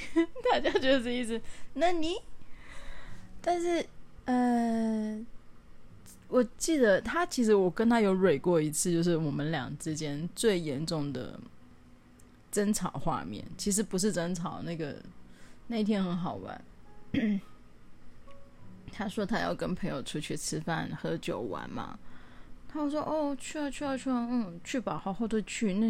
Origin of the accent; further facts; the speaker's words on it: Taiwan; 然后呢，对，因为我土生土长台湾人啊，我只是，我只是就是，对，我也不知道为什么我讲话口音，哎，我其实改很多哎。我记得我刚回来的时候，我的口音听起来更讨厌。